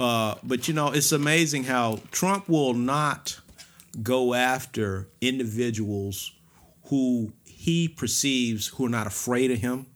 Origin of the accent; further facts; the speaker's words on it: Atlanta, Georgia, United States; I grew up on South Elizabeth Place.